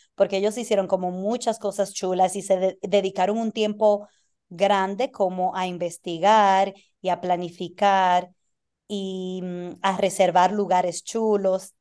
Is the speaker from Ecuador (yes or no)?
no; Dominican Republic; also born or lived in United States; now in Argentina; Yo, como dominicana necesito visa para ir a casi todos los países.